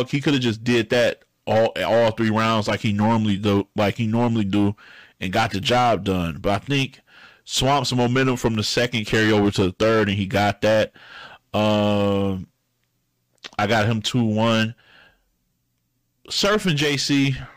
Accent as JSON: {"language": "English", "region": "the South", "country": "United States", "said": "I'm from the South"}